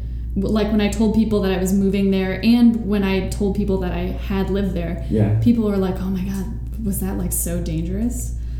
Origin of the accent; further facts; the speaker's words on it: Medina, Ohio, United States; moved away as an adult; also born or lived in Taiwan / North Carolina / New Mexico; now in New York, United States; I grew up in Ohio, went to Ohio State, and then I moved to Taiwan.